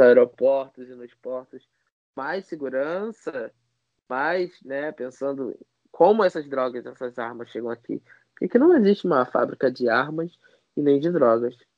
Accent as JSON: {"language": "Portuguese", "region": "Rio de Janeiro", "country": "Brazil", "said": "do complexo do alemão. Eu falo mesmo, com muito orgulho que sou daqui"}